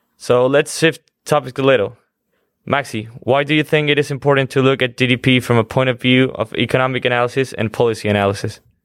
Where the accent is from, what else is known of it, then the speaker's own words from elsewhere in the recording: Quito, Pichincha, Ecuador; moved away; I'm from Quito, Ecuador